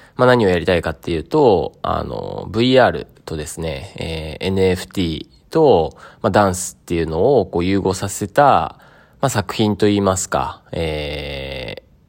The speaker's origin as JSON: {"language": "Japanese", "town": "Sado", "region": "Niigata", "country": "Japan", "tie": "born or raised there", "said": "僕の実家の佐渡ヶ島"}